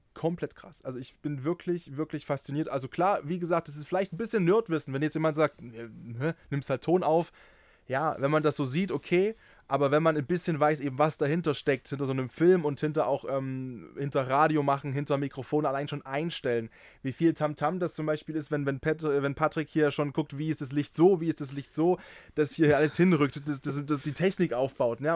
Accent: near Dresden, Saxony, Germany; ich bin ja in der Nähe von Dresden geboren und aufgewachsen

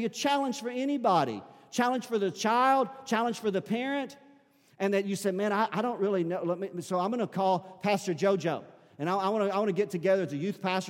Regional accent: United States; as an American Christian

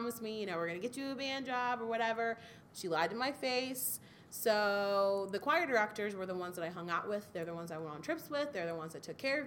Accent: Waldorf, Maryland, United States; they were building a brand new school in my hometown of Waldorf, Maryland

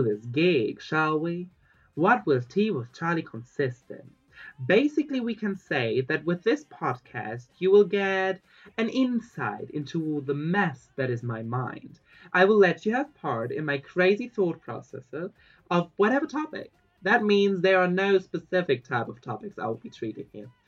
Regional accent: Germany; now in Barcelona, Spain; I was born in Germany

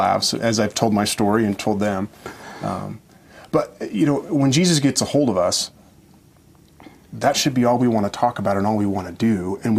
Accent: Oregon, United States; It was certainly different than what I grew up with in Oregon and singing out of the hymnal.

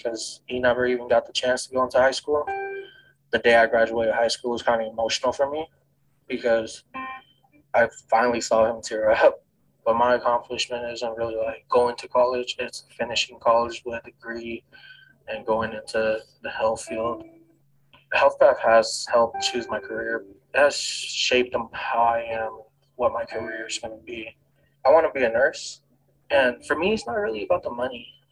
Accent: Oakland, California, United States; I was born in Oakland, California. My neighborhood isn't the best.

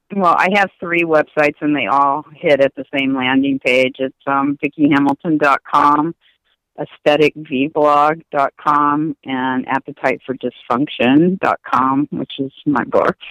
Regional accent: Indiana, United States; now in California, United States; I grew up in Indiana and moved to California

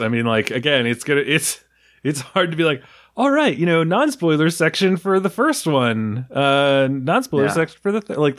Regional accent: New York, United States; I'm from New York

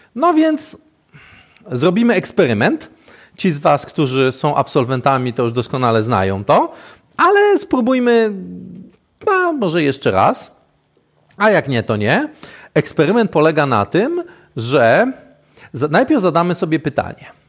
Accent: Świdwin, West Pomeranian Voivodeship, Poland; jestem ze Świdwina

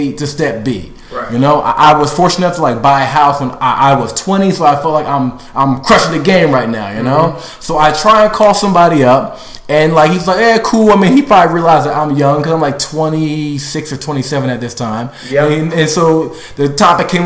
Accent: Maryland, United States; I am from Maryland, so I was born and raised there

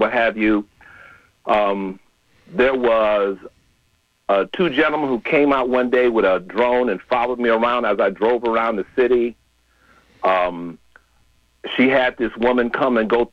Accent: Chicago, Illinois, United States; now in San Francisco Bay Area, United States; I'm originally from Chicago

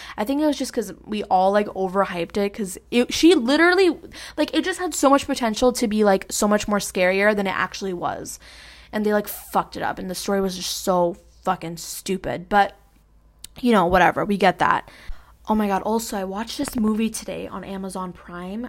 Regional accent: New York City, New York, United States; Jackson Heights, Queens, New York. Like, I grew up there

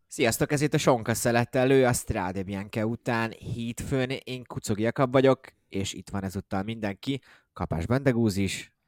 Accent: Hungary

